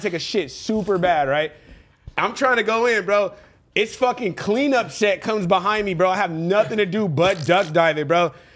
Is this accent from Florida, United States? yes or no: no; Los Angeles, California, United States; I grew up in Venice, on the beach, damn boardwalk, like you know, as a kid